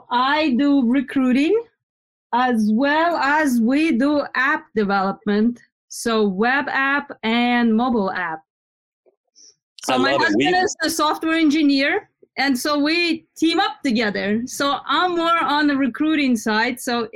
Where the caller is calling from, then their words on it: New Jersey, United States; New Jersey.